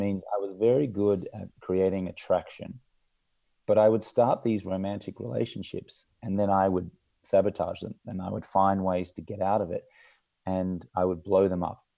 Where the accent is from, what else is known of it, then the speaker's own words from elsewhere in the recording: Australia; I grew up in Australia, in an Australian manly culture